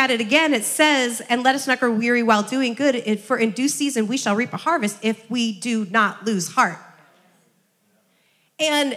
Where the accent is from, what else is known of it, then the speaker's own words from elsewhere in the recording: Iowa, United States; I grew up in Iowa